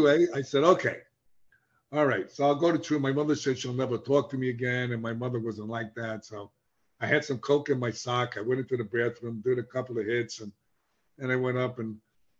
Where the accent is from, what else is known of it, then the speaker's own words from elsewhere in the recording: New York, United States; accent: New York; I was embarrassed the way I spoke because I sound like I come from New York, even though I come from New York